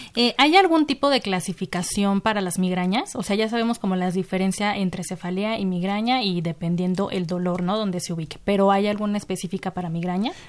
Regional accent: Mexico; nuestra población como mexicanos

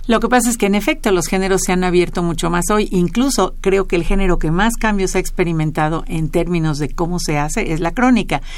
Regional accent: Mexico; A los mexicanos nos obsesiona saber qué somos, quiénes somos

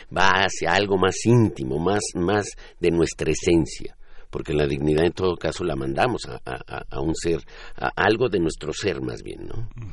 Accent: Mexico; solo somos mexicanos

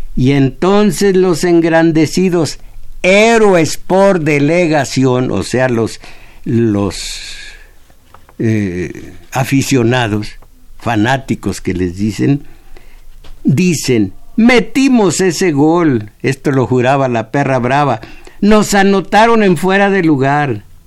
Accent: Mexico; yo soy mexicano, de acá de este lado

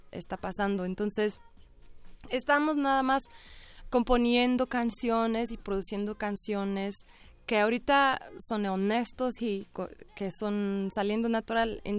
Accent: England, United Kingdom; also born or lived in Ireland; now in Mexico; yo soy de Inglaterra y Irlanda y mi esposo es de México

